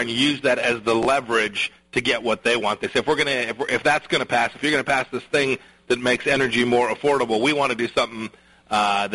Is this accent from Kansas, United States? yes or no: yes; Kansas, United States; Our Kansas legislature